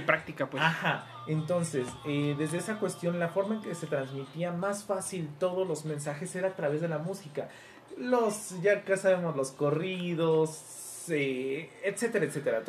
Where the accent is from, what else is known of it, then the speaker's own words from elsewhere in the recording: Mexico; todos como mexicanos